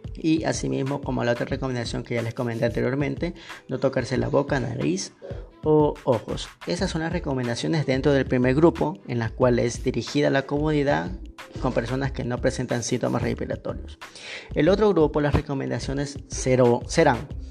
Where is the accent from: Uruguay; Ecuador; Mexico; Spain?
Ecuador